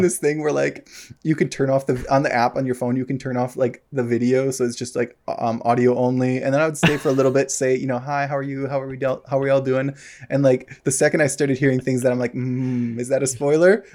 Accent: United States; moved away; I don't live in America anymore. Um, obviously, was from there

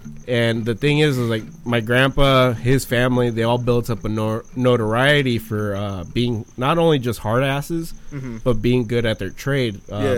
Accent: Michoacán, Mexico; moved away; I'm from Central Mexico. I'm from Michoacan.

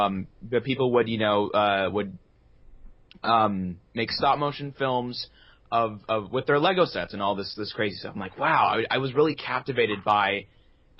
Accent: New York City, New York, United States; moved away as an adult; now in Los Angeles, United States; I'm from Brooklyn now.

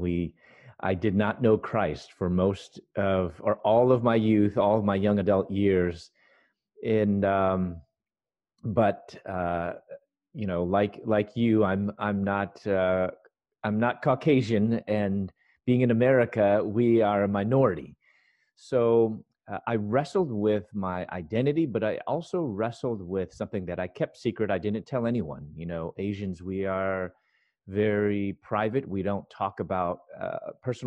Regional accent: Chicago, Illinois, United States; moved away as an adult; also born or lived in Louisville, Kentucky / Atlanta, Georgia; I'm from Chicago

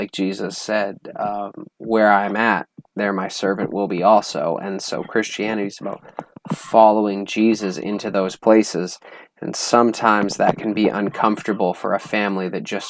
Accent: Alberta, Canada; moved away; I'm from Alberta, Canada.

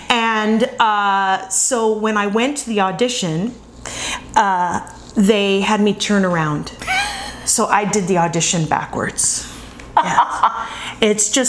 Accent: Vancouver, British Columbia, Canada; also born or lived in Colorado; now in Los Angeles, United States; I am from Vancouver, British Columbia, but my boarding school was in Colorado, so that's what I consider my home.

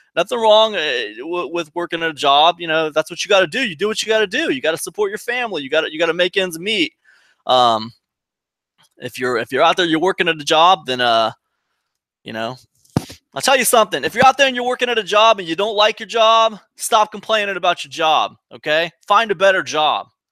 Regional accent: Ohio, United States; moved away as an adult; also born or lived in Rhode Island; I'm from Ohio originally

